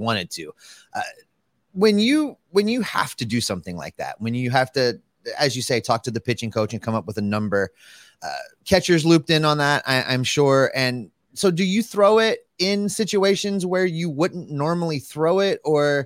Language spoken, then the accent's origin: English; Frost, Texas, United States; I graduated from Frost High School, which is about 30 minutes from there between Hillsboro and Corsicana